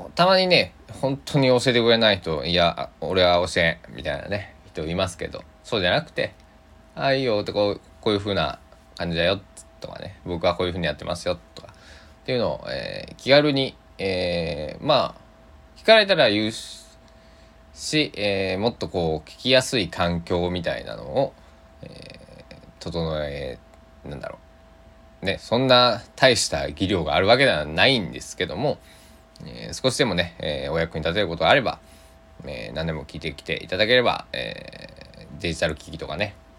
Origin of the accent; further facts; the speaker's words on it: Kochi, Japan; 高知県の生まれなんで